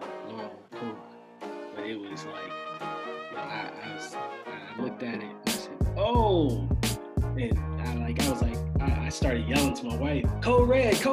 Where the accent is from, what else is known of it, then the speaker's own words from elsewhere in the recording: Annapolis, Maryland, United States; also born or lived in Delaware; Originally from Annapolis, Maryland.